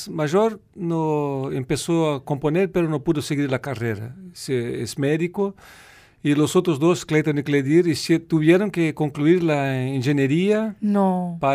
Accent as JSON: {"language": "Spanish", "region": "South Brazil", "country": "Brazil", "said": "nieve ahí, sí, en el sur de Brasil, en como dice Morgado, en la, serra, ¿no? en la montaña. Y nosotros vivimo"}